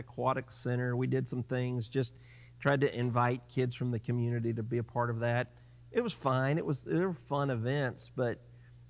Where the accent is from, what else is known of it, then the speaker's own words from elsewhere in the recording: United States; now in Mustang, United States; I grew up in the Oklahoma and Texas area